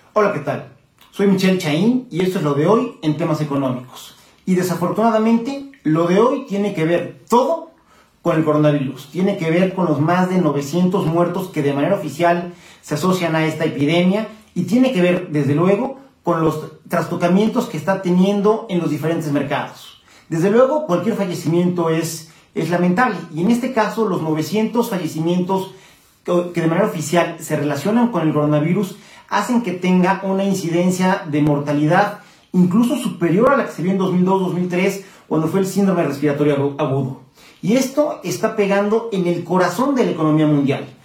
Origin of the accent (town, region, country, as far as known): Mexico